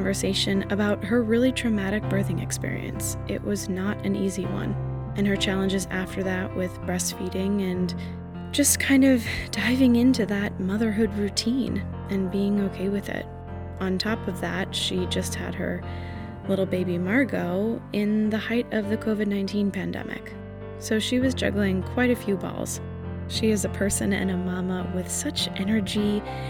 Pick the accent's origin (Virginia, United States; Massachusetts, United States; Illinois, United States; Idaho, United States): Massachusetts, United States; south of Boston; I'm from south of Boston